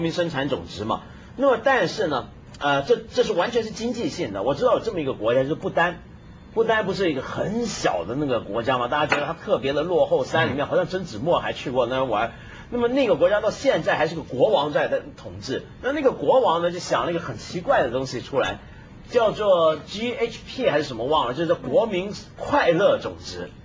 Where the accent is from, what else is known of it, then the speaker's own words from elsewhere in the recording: China; 就等于我们中国人厨房不都是用抹布吗